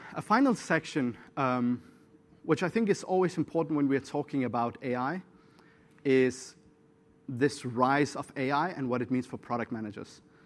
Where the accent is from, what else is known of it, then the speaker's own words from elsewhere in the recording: Syria; I'm from Syria